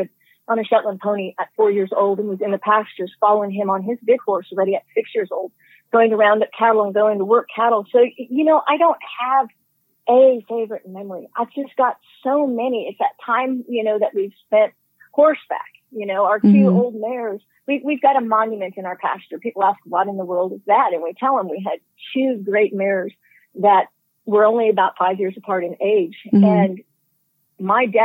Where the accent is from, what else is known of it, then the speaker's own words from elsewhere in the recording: Hays, Kansas, United States; I'm from Hayes, Kansas, kind of northwest central Kansas is where we're located. I manage our family farm and ranch. I've done that my entire life.